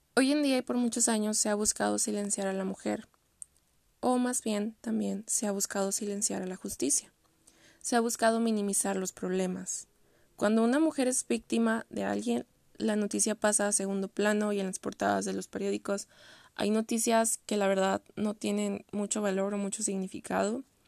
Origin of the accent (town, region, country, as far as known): Mexico